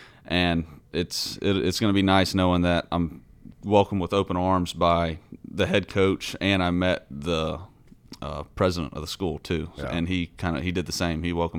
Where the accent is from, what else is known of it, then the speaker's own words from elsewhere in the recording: Huntsville, Alabama, United States; moved away; Huntsville, Alabama.